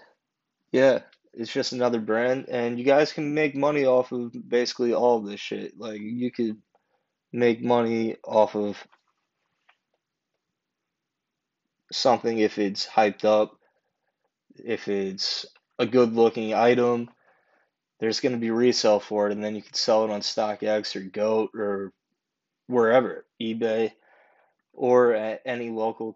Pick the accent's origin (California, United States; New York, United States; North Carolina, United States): New York, United States; New York City; as a New Yorker